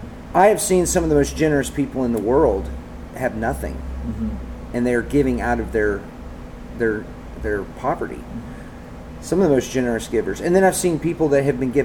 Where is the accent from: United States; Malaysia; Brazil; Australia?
United States; the South; growing up in the South